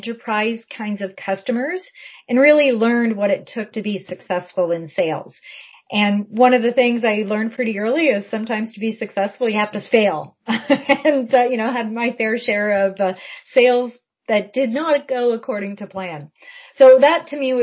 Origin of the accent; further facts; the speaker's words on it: Essex County, southwestern Ontario, Canada; moved away; also born or lived in Ottawa; I grew up southwestern Ontario, so I'm from Essex County